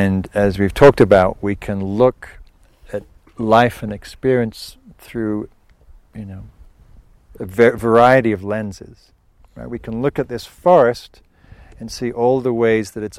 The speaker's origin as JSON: {"language": "English", "area": "Northumberland", "region": "North East England", "country": "United Kingdom", "tie": "born or raised there", "moved": "yes", "said": "some of the moorlands in Scotland where I grew up in Northumberland"}